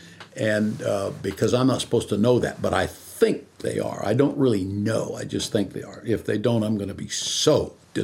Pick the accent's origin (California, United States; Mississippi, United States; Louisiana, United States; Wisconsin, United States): California, United States; Visalia; I was born here in California, in Visalia, California, which is almost the dead center of the state. I was born there